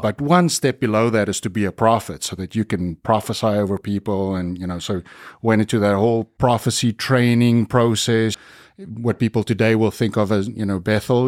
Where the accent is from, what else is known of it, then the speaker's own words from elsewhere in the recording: South Africa; I grew up in the Dutch Reformed Church in South Africa